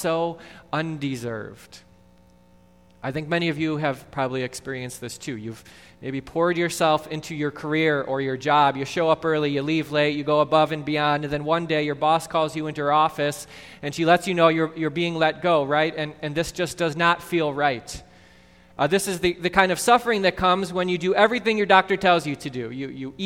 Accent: Mount Prospect, Illinois, United States; Growing up in Mount Prospect

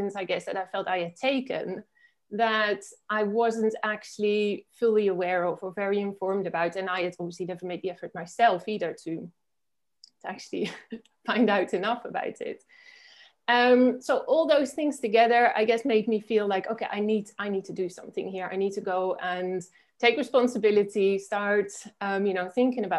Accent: Netherlands; moved away as an adult; now in Spain; I'm originally from the Netherlands, which is where I grew up

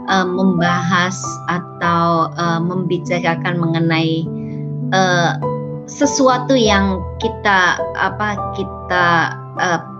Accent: Indonesia; now in New York, United States; saya asli Indonesia, uh, tapi sudah menetap di uh, negara paman, paman Sam. Saya di New York sudah uh, sudah hampir 20 tahun.

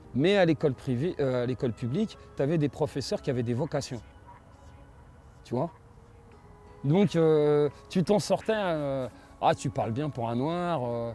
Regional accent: Vitry-sur-Seine, Île-de-France, France; je viens de Vitry

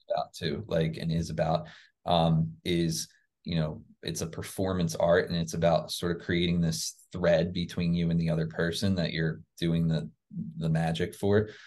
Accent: New Jersey near Philadelphia, United States; now in Florida, United States; I grew up in New Jersey near Philadelphia, Pennsylvania

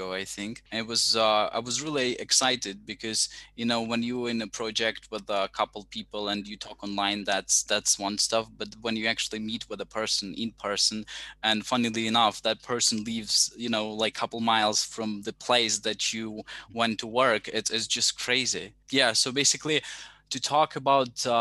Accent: Ukraine; I come from Ukraine, so I'm a big Ukrainian fan

